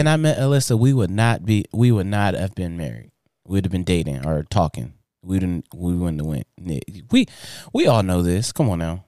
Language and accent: English; Inglewood, California, United States; I grew up in Inglewood, California.